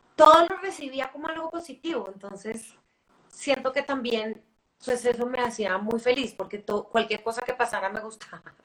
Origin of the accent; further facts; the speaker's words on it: Bogotá, Colombia; also born or lived in New York; yo soy bogotana, yo hice la carrera en, Bogotá